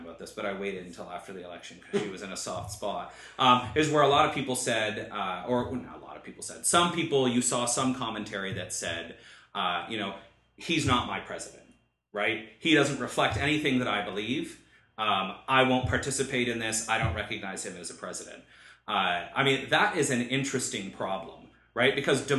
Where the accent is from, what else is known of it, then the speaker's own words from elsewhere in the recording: Canada; I'm Canadian.